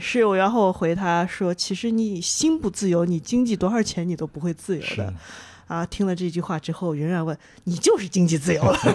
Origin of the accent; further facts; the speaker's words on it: China; 我们中国人